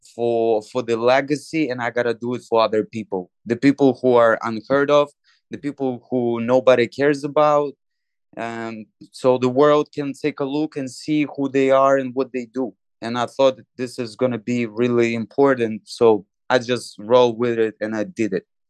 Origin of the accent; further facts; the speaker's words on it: Moldova; moved away; my home country, Moldova